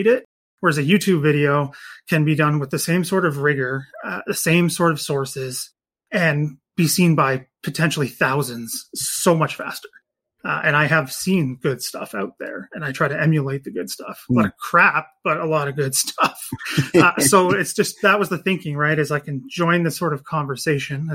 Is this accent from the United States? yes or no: no; Canada; in Canada here